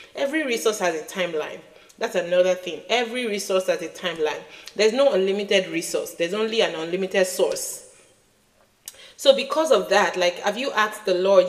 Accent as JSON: {"language": "English", "country": "Nigeria", "said": "As a Nigerian child"}